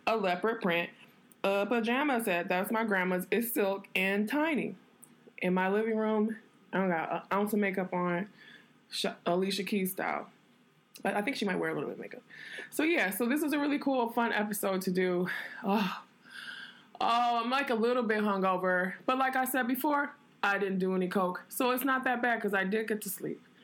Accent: New York, United States; also born or lived in Detroit; now in Los Angeles, United States; I'm from New York, and I'm an artist.

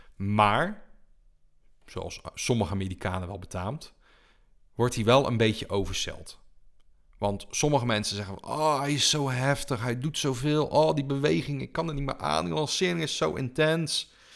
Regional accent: Netherlands; we als Nederlanders

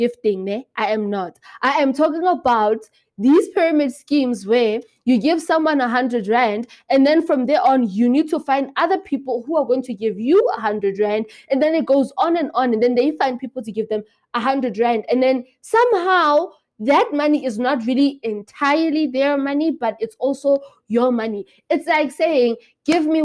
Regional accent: Lesotho; moved away as an adult; I am from Lesotho

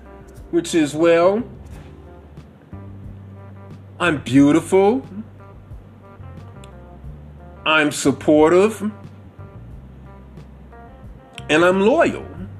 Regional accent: Bronx, New York, United States; I'm from the Bronx, know what I mean? I grew up with 12, we was too busy to always be chasing after dick.

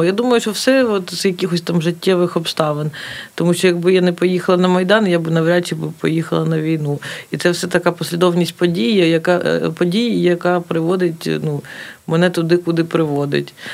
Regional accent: Kharkiv, Kharkiv Oblast, Ukraine; А так, ну це моє рідне місто, воно в будь-якому випадку я його люблю, плюс мені воно ну, подобається, як воно виглядає, і е, в цілому я дуже люблю це місто.

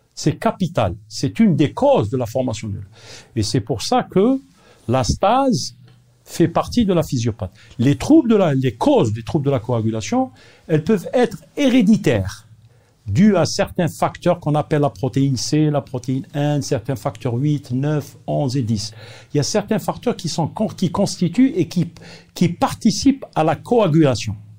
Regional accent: Algeria; Nous sommes parmi les pays peut-être les plus riches de l'Afrique

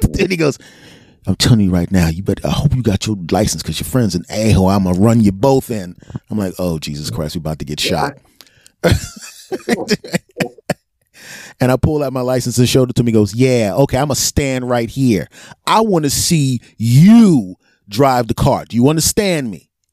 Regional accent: Philadelphia, Pennsylvania, United States; I grew up in West Philly

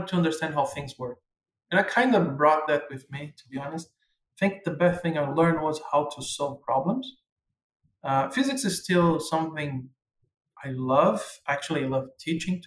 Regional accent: Brazil; first language Portuguese; English is a second language; moved away as an adult; also born or lived in Angola / Portugal; now in Canada; coming from a country like Brazil

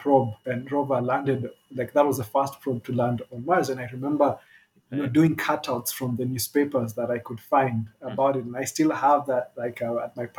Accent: Kenya; We're all Kenyan born

